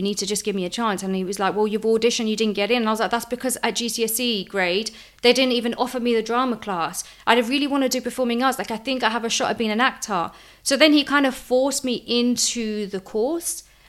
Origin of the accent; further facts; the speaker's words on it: Lisbon, Portugal; Ever since I was born as a kid, I remember growing up in Lisbon, where my grandparents lived.